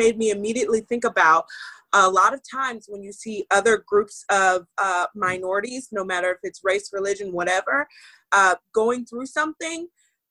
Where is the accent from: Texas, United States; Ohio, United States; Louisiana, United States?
Texas, United States; Houston; moved away as an adult; now in California, United States; I grew up in Texas